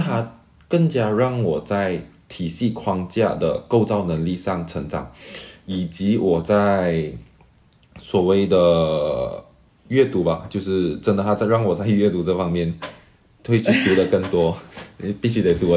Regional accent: Kuala Lumpur, Federal Territory of Kuala Lumpur, Malaysia; first language Mandarin Chinese; moved away as an adult; now in Xiamen, China; 我永远是优先把自己看作马来西亚人。当然，因为马来西亚是一个生活养我的地方

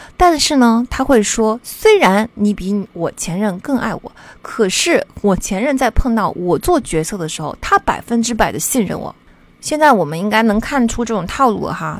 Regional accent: China; 我们中国人总是在乎努力、勤奋

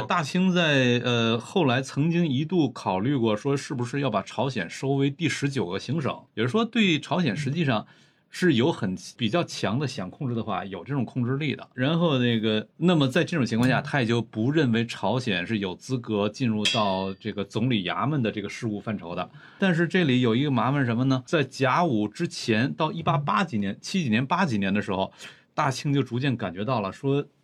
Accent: Northeast China, China; moved away; 咱们老家东北

